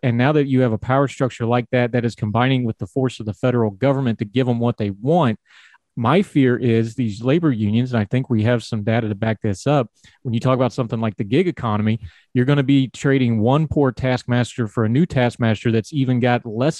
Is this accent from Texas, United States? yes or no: no; West Virginia, United States; I'm from West Virginia.